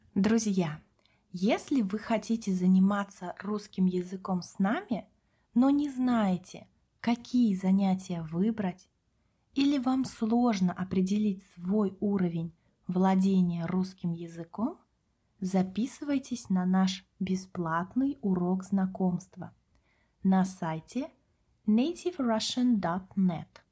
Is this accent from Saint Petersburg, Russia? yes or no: no; Kaliningrad, Kaliningrad Oblast, Russia; Мы с Катей родились в России, выросли в городе Калининград на берегу Балтийского моря